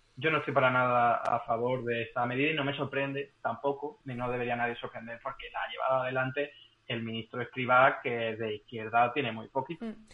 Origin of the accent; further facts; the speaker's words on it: Málaga, Andalusia, Spain; now in Madrid, Spain; para un malagueño